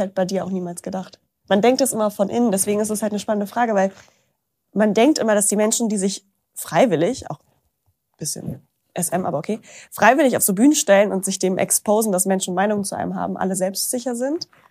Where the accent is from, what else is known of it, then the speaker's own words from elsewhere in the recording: Braunschweig, Lower Saxony, Germany; moved away; in so einem Café in Braunschweig, wo ich herkomme